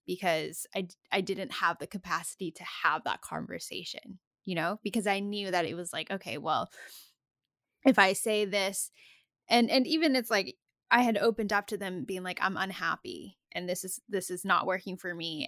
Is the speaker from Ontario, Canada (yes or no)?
no; Comox Valley, Vancouver Island, British Columbia, Canada; also born or lived in Calgary, Alberta; I was born in Calgary and then I moved to Vancouver Island when I was a small kid